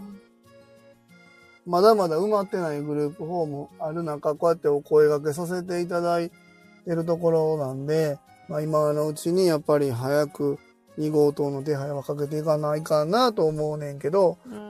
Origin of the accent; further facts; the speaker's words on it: Wakayama, Japan; accent: Wakayama dialect; 今日は、でも和歌山弁な